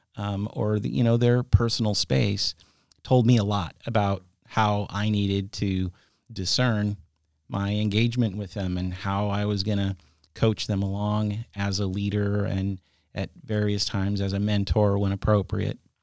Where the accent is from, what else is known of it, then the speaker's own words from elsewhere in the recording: San Jose, California, United States; moved away as an adult; now in Sonoma County, United States; grew up in the South Bay, in San Jose